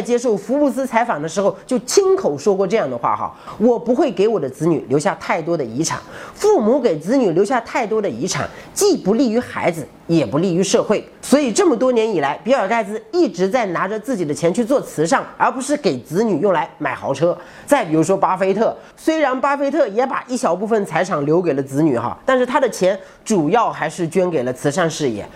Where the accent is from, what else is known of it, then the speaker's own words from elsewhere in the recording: China; 我们中国人